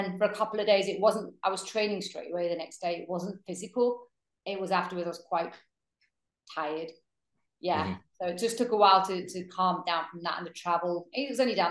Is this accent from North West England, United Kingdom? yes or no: yes; Manchester, North West England, United Kingdom; growing up in Manchester